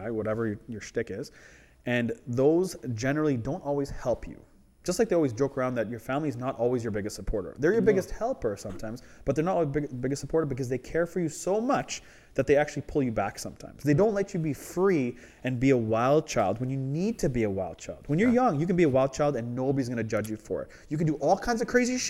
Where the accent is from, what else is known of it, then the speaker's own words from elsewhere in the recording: Canada; as a Canadian